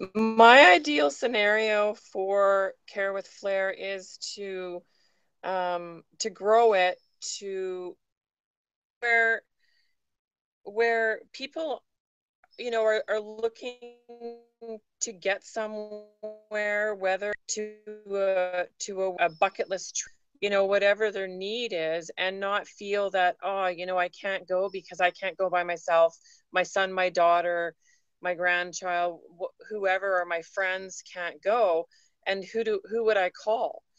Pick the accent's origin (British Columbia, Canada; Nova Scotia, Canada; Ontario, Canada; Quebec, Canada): British Columbia, Canada; Vancouver Island; moved away as an adult; now in Vancouver, Canada; I was born and raised on Vancouver Island, so I'm an island girl at heart.